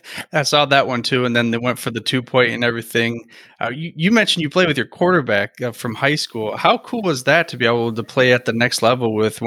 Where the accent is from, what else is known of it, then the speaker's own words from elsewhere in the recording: Seattle, Washington, United States; So growing up in Seattle together, were you naturally a Steve Largent fan or NFL fan at all